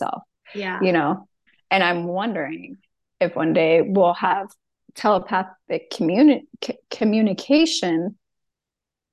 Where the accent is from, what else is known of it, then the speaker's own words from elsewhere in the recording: San Diego, California, United States; moved away as an adult; also born or lived in Washington State; now in Washington, United States; I'm from San Diego, California. And 7, 8 years ago, I up and moved to Washington State